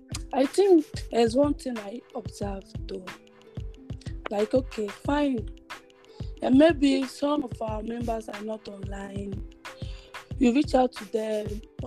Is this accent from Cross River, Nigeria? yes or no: yes; Ekureku, Cross River, Nigeria; moved away; my hometown, Ekureku.